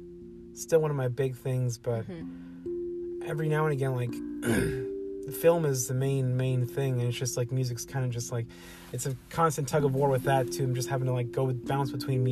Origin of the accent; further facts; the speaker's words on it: Dallas, Texas, United States; growing up in South Dallas